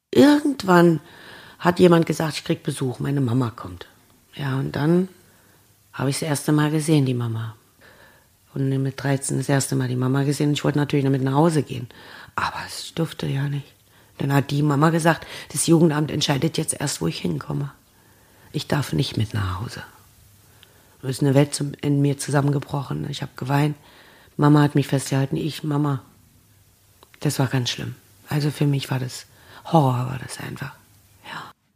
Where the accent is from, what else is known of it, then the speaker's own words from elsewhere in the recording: Annaburg, Saxony-Anhalt, Germany; Bei uns in Annaburg